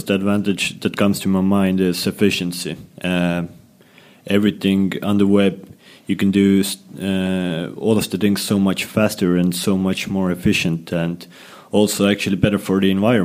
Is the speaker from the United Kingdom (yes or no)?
no; Estonia; I come from Estonia